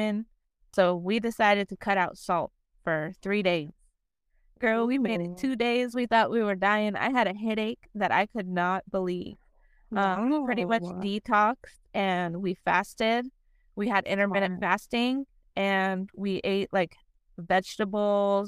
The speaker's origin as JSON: {"language": "English", "town": "Las Vegas", "region": "Nevada", "country": "United States", "tie": "born or raised there", "moved": "as an adult", "said": "I come from Las Vegas, from the city of sin. I was born and raised there. I lived there for 21 years."}